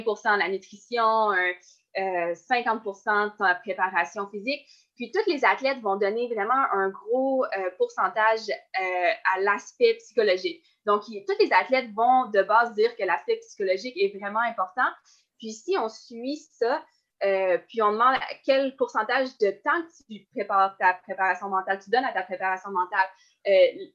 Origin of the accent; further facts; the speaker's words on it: Baie-Comeau, Quebec, Canada; j'ai commencé le sport sur la côte nord, puis j'ai commencé avec le patinage de vitesse